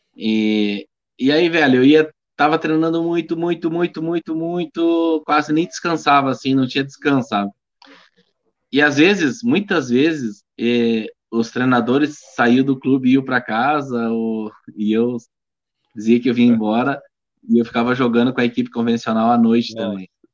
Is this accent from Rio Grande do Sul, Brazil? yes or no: yes; Barros Cassal, Rio Grande do Sul, Brazil; now in Esteio, Brazil; eu vim lá de Barros Cassal lá, a gente lá não tem, não tinha contato com outro esporte